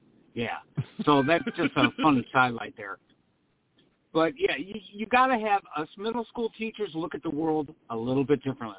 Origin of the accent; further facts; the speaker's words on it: Missouri, United States; moved away as an adult; now in Florida, United States; in my home state where I taught in the state of Missouri